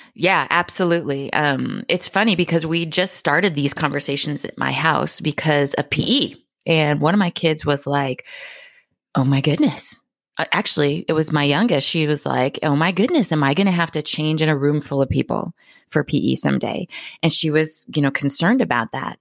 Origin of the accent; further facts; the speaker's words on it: Hawaii, United States; moved away; I came from Hawaii